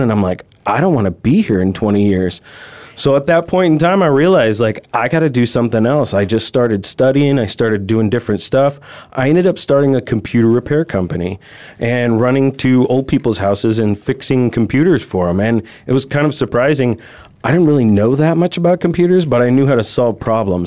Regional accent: California, United States; moved away as an adult; now in Arizona, United States; I'm originally from California, so I moved to Arizona

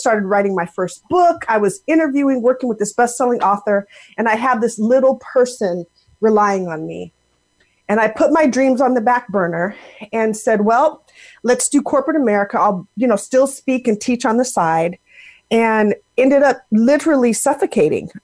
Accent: Seattle, Washington, United States; moved away as an adult; now in Raleigh, United States; I am originally from the Seattle, Washington area. And grew up out there

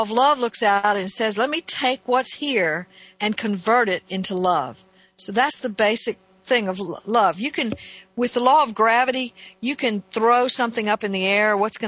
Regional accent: Northeast, United States; And so being only partially raised in that culture, I could see the difference. I came here from the Northeast, and in the South, it was very, very different.

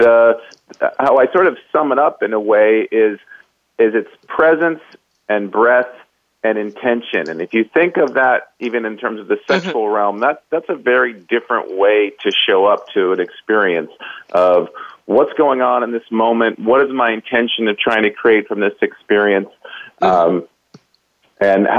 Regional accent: Los Angeles, California, United States; I am from California. I grew up in the L.A. area

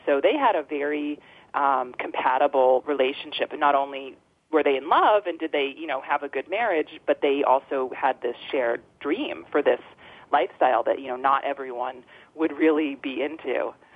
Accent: Freedom, Maine, United States; also born or lived in Boston; I was um, born in Freedom um, at home in this farmhouse in 1976

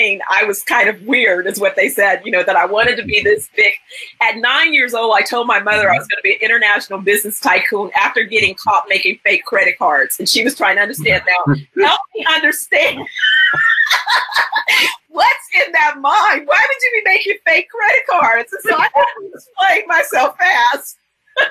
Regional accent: San Francisco Bay Area, California, United States; I'm originally from the San Francisco Bay Area

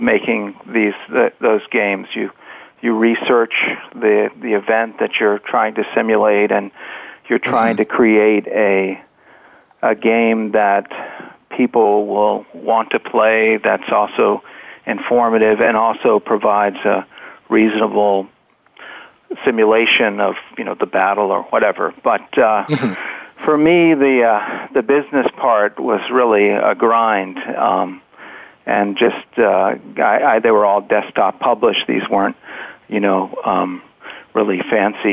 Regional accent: Richmond, Virginia, United States; I grew up in Richmond, and my my parents are from North Carolina

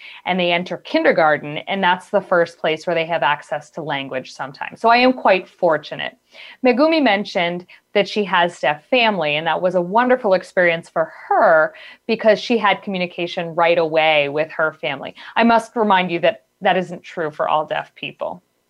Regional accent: Michigan, United States; I actually was born in America, born and raised in Michigan, near Detroit.

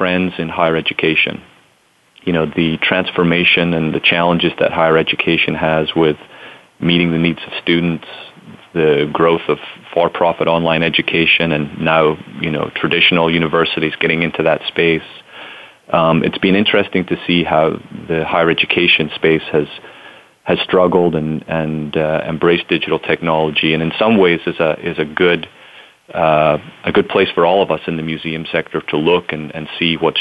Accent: Scotland, United Kingdom; moved away as an adult; also born or lived in United States; now in New Orleans, United States; I'm originally from Scotland, born and raised there, and came to the United States for college

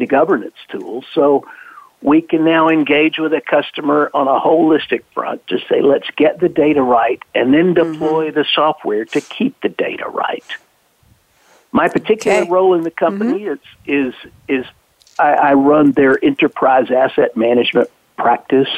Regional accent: the South, United States; I grew up in the South, and I'm quite happy to be back here now

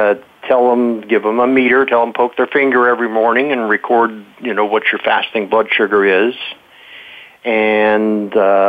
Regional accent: Modesto, California, United States; my childhood, I grew up in Modesto, California.

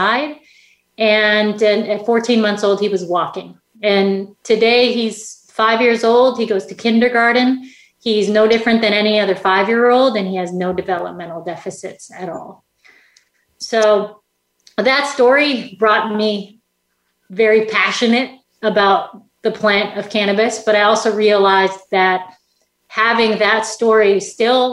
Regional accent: Saskatchewan, Canada; I grew up in Canada. In Saskatchewan, Canada, really small place in the middle of Canada

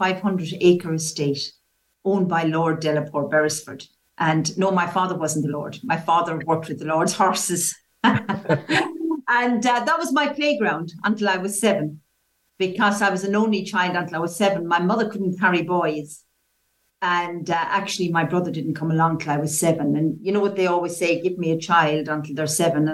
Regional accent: County Waterford, Munster, Ireland; accent: Irish; moved away as an adult; now in England; I've lived in England for 35 years. However, I was born in Southern Ireland, in County Waterford. And as people say, I never lost the accent

